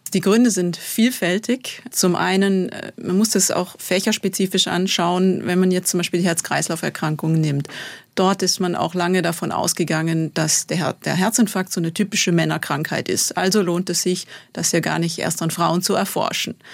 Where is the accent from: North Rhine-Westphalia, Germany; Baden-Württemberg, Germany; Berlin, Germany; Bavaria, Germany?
Baden-Württemberg, Germany; Bad Säckingen; moved away as an adult; also born or lived in Rheinfelden / Tübingen / Calw; now in Switzerland; Ich bin in Bad Säckingen aufgewachsen